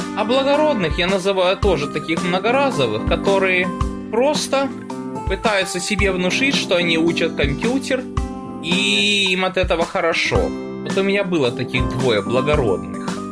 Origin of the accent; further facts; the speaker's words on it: Odesa, Odesa Oblast, Ukraine; moved away; мы с ней из одного города родом, мы оба одесситы